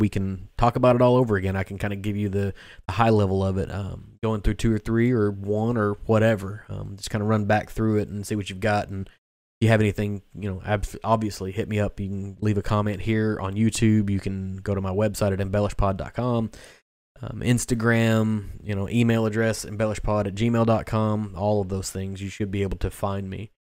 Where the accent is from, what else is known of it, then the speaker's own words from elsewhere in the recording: Kentucky, United States; growing up in Kentucky